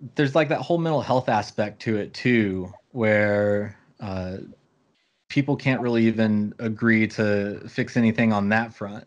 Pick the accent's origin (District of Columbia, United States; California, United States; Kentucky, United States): Kentucky, United States; moved away; I'm from Kentucky originally